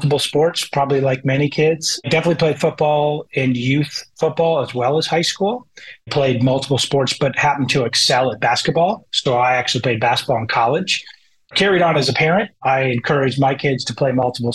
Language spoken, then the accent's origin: English; Bethesda, Maryland, United States; moved away as an adult; also born or lived in Ann Arbor, Michigan / New Hampshire / Massachusetts / Atlanta, Georgia; now in Indianapolis, United States; I was born in Ann Arbor, Michigan, and grew up most of my life in Maryland, in the Kensington, Bethesda area